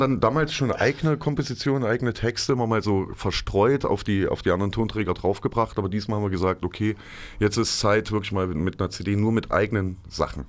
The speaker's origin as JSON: {"language": "German", "area": "Johannesplatz", "region": "Thuringia", "country": "Germany", "tie": "born or raised there", "said": "Wir sind dann alle am Johannesplatz groß geworden."}